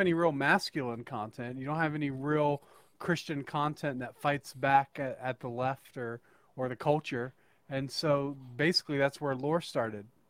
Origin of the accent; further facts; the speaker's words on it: northern Idaho, United States; I am actually from uh, northern Idaho.